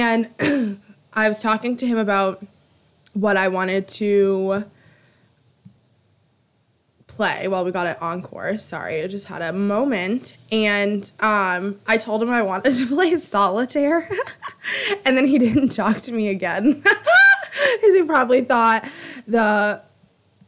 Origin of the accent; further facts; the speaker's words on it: Boston, Massachusetts, United States; I am a bitch from Alston